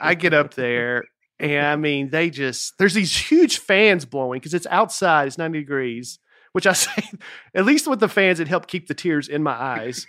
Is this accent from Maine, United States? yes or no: no; Lebanon, Tennessee, United States; my hometown of Lebanon, Tennessee